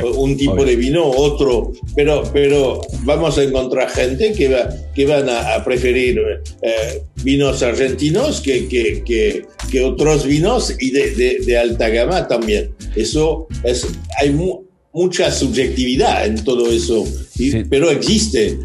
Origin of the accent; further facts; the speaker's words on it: Pomerol, Nouvelle-Aquitaine, France; Spanish is a second language; Yo nací en Pomerol